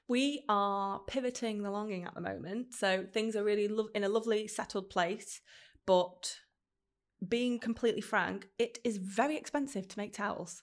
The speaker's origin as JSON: {"language": "English", "town": "Stockport", "region": "North West England", "country": "United Kingdom", "tie": "born or raised there", "said": "I grew up in Stockport, which is very landlocked"}